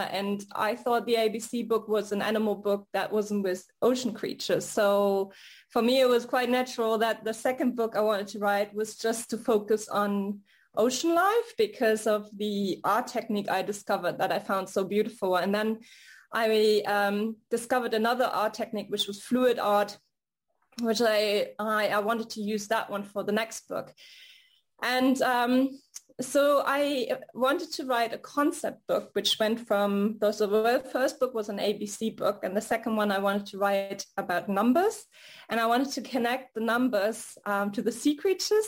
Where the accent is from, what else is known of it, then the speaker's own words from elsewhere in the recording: Hamburg, Germany; also born or lived in United States; now in Paris, France; I grew up in Hamburg, Germany, which is near the Baltic Sea and the North Sea